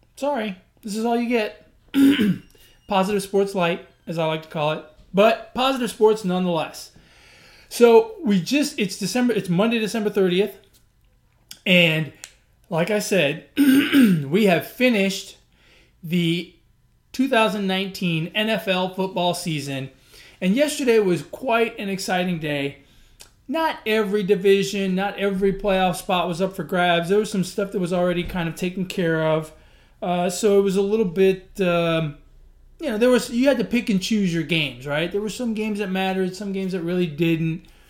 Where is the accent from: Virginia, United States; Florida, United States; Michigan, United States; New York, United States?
New York, United States; now in Texas, United States; I grew up in New York